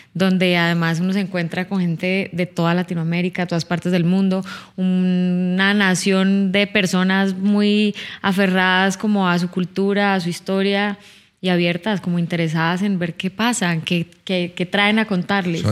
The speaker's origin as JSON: {"language": "Spanish", "town": "Cali", "region": "Valle del Cauca", "country": "Colombia", "moved": "yes", "lives_now": "Bogotá, Colombia", "said": "Yo no soy de Bogotá, yo soy de Cali, ajá, yo soy de Cali"}